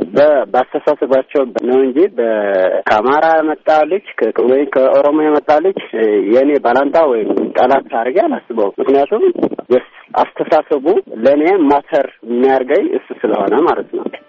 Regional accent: Tigray, Ethiopia; የትግራይ ተወላጅ ነኝ።

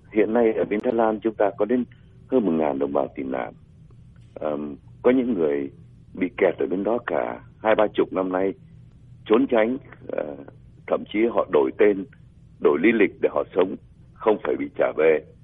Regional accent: Vietnam; moved away; cộng đồng người Việt chúng ta

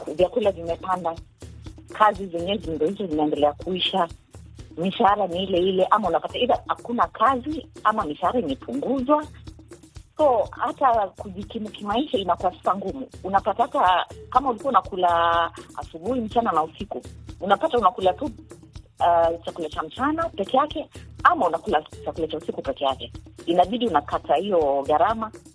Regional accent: Kenya; kama mkenya

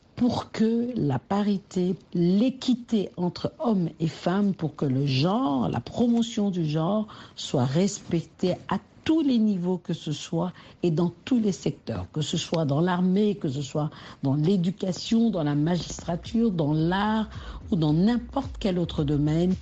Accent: DR Congo; quand on est congolais

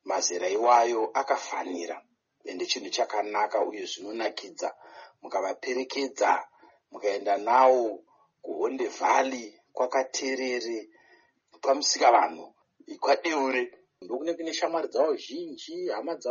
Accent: Zimbabwe; moved away

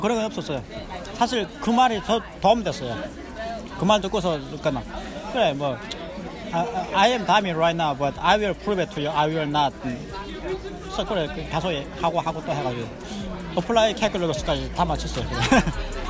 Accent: North Korea; born or raised there; now in Rochester, United States

